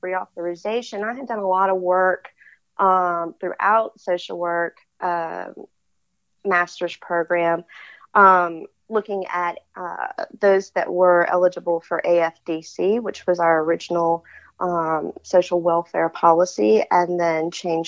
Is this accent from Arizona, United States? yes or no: no; Baton Rouge, Louisiana, United States; I was born and raised in Baton Rouge, Louisiana